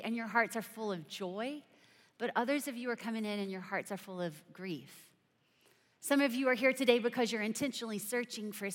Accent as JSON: {"language": "English", "region": "South Carolina", "country": "United States", "said": "I'm from South Carolina"}